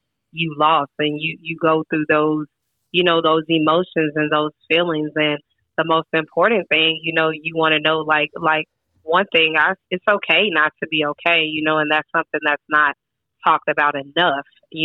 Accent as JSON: {"language": "English", "town": "Houston", "region": "Texas", "country": "United States", "said": "I am originally from Houston, Texas"}